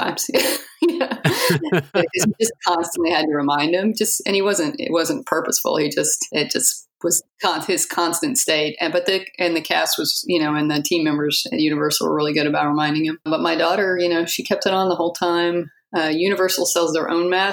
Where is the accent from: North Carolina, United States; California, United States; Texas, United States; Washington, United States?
Texas, United States; We're from Texas. It's really hot here, just like there